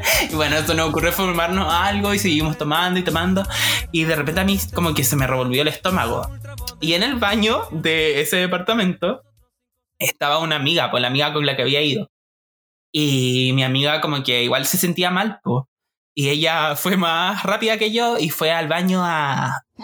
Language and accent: Spanish; Puerto Aysén, Aysén, Chile; allá en Aysén, en Puerto Aysén, mi tierra, ah, la Patagonia